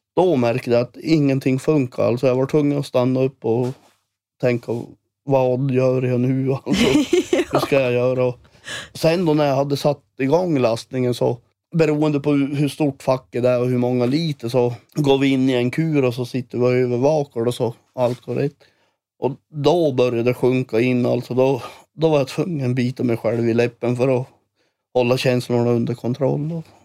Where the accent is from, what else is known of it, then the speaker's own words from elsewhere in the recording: Sweden; now in Älvsbyn, Sweden; jag bor i Älvsby nu och är, jag passerar min hemby där jag är född